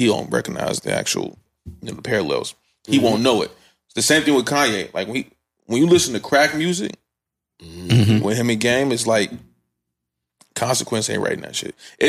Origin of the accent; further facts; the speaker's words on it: Chicago, Illinois, United States; I'm from the east side of Chicago, bro.